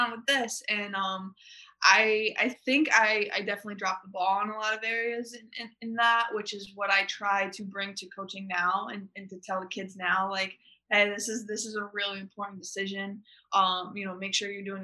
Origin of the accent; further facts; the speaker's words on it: Connecticut, United States; I'm from Connecticut